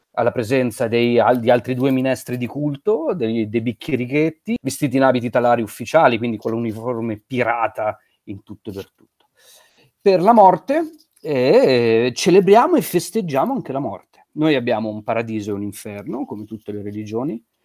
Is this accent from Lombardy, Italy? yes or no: yes; Como, Lombardy, Italy; io sono originario di Como